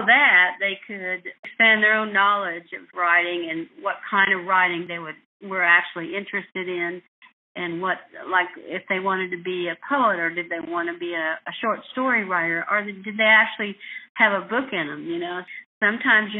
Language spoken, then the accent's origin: English; West Texas, United States; growing up in West Texas